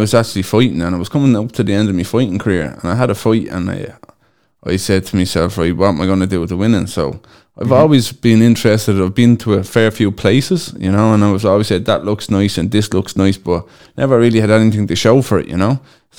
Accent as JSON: {"language": "English", "town": "Dublin", "region": "Leinster", "country": "Ireland", "lives_now": "Cork, Ireland", "said": "just in case anybody wants to know. I'm originally from Dublin, and I've been living in Cork now nearly 8 years."}